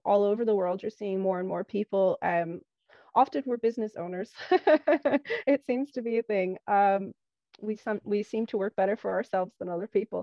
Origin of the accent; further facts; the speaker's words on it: California, United States; moved away as an adult; also born or lived in Poland; now in Ireland; I was born in Poland. And when I was 3.5, my parents moved to California in the US. And I grew up there, went to school there